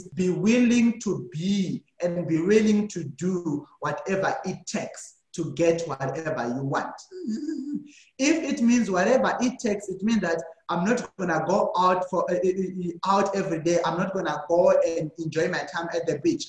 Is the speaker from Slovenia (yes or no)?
no; Zimbabwe; now in South Africa; So originally, I'm from Zimbabwe, but right now I'm staying in South Africa